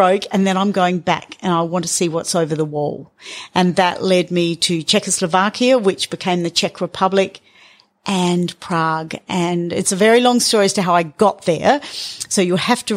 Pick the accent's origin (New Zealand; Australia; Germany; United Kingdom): Australia; north of Alice Springs, Northern Territory; I grew up here in Central Australia. My parents moved here in the 60s, and so my life, my childhood was north of Alice, completely isolated